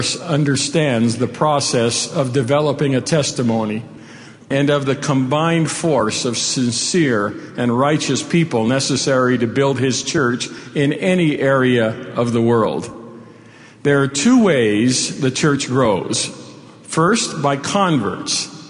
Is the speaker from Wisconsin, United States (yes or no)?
no; Hawaii, United States; moved away as an adult; also born or lived in Provo, Utah / England; I was born in Hawaii when it was a territory of the United States, 10 years before statehood. Raised in the islands in a multicultural environment